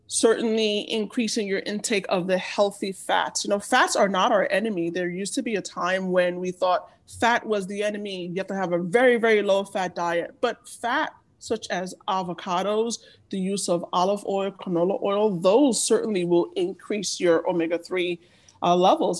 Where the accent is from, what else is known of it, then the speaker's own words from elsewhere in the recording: Nigeria; I am Nigerian